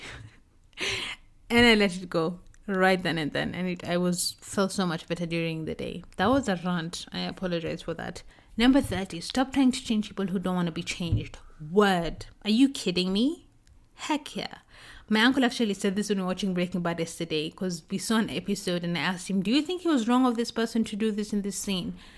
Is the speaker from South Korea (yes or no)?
yes; South Korea; moved away; I've traveled to Korea, to my hometown